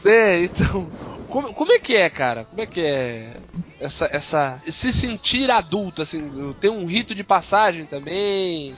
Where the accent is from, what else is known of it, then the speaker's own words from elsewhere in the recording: Brazil; also born or lived in Santos; a gente como brasileiro